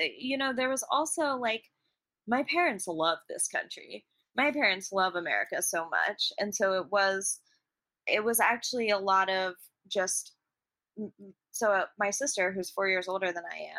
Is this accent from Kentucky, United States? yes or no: yes; Kentucky, United States; also born or lived in England / Chicago / Boston; I grew up in Kentucky.